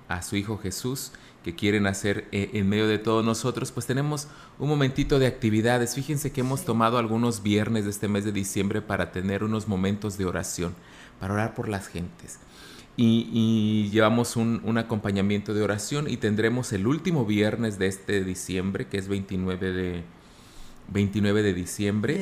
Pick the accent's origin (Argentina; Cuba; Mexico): Mexico; Laguna del Mante, San Luis Potosí; now in Ciudad Valles, Mexico; Yo soy de Laguna del Mante, aquí cerquita del municipio de Ciudad Valles